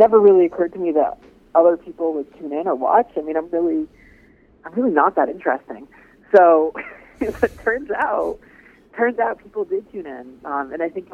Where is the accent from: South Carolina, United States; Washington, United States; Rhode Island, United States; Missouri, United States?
Rhode Island, United States; I grew up in New England, in Rhode Island, actually